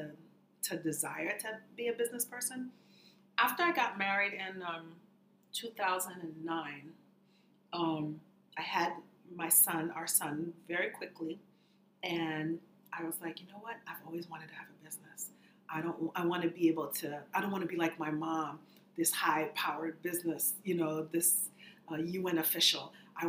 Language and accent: English; Boston, Massachusetts, United States; I'm actually the children of immigrants. I was born in Boston.